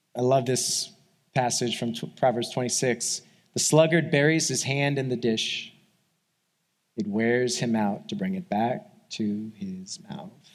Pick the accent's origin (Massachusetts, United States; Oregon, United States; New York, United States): New York, United States; moved away; I grew up in New York, like as a kid